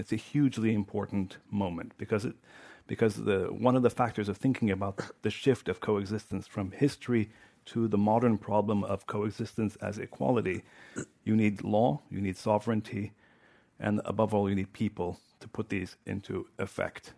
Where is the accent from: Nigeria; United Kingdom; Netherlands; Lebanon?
Lebanon; moved away; also born or lived in Washington, D.C.; I grew up in Lebanon.